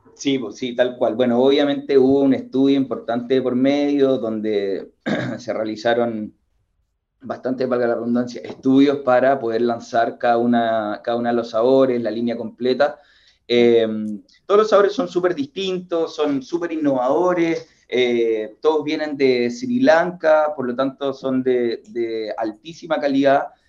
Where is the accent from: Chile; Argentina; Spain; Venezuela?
Chile; nosotros, como chilenos